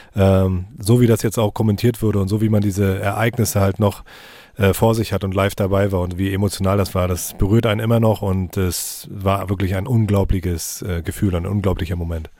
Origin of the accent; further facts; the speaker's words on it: Rostock, Mecklenburg-Vorpommern, Germany; bin schon als kleiner Junge im Ostseestadion gewesen mit meiner Familie